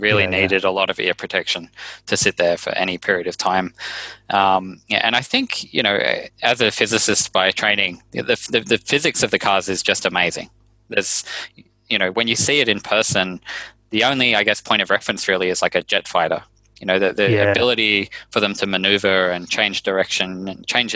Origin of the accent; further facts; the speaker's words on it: Australia; I grew up in Australia